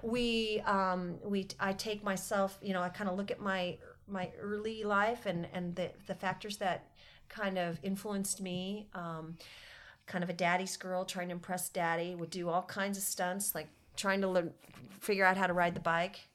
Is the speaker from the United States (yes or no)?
yes; Carlsbad, California, United States; also born or lived in Cardiff, California; I grew up in Carlsbad, uh, California. I now live just down the road in Cardiff, California